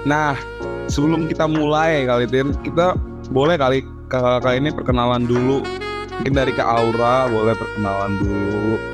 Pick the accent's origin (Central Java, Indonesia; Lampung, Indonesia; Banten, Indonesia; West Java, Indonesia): West Java, Indonesia; Bogor; Kebetulan kan gue ini kan dari Bogor dan banyak cewek-cewek. Gue dari Bogor.